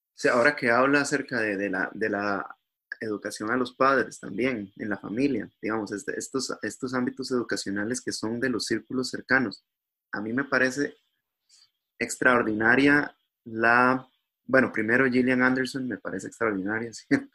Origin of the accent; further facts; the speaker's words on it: Costa Rica; somos los costarricenses